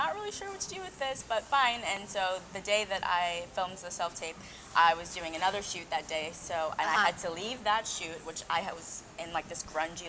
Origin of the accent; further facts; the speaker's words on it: Maryland, United States; moved away as an adult; now in Los Angeles, United States; I'm from Maryland